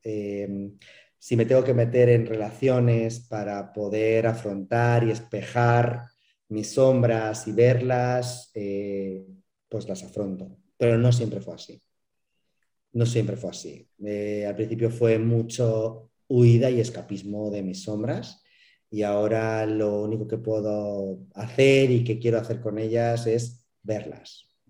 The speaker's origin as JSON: {"language": "Spanish", "town": "Madrid", "region": "Community of Madrid", "country": "Spain", "moved": "yes", "lives_now": "Mérida, Mexico", "said": "yo soy español y eh, soy, soy madrileño, pero vivo en Yucatán, vivo en Mérida"}